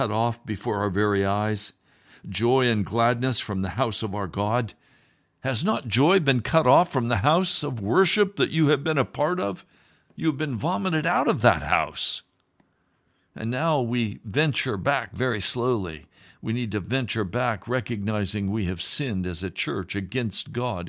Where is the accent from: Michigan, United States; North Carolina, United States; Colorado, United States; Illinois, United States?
Colorado, United States; Denver; Colorado is my home state. I was born in Denver